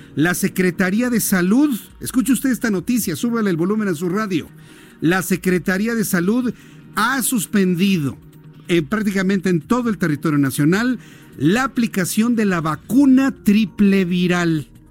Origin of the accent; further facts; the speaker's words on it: Mexico; accent: cantadito; aquí en México también es algo difícil el español neutro. Aunque usted y yo nos escuchemos normales, nos dicen que cantamos, que tenemos un cantadito.